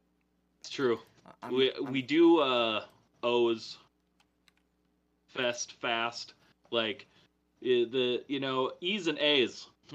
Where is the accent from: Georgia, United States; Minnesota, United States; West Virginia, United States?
Minnesota, United States; accent: Minnesotan; I know I'm from Minnesota, but I don't know very much about hockey, like, at all. I enjoy hockey, you know, we do hockey here